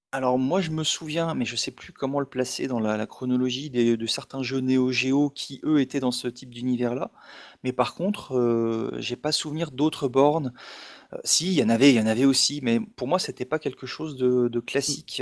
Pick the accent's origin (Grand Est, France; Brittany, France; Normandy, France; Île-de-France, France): Grand Est, France; Alsace; Chez nous en Alsace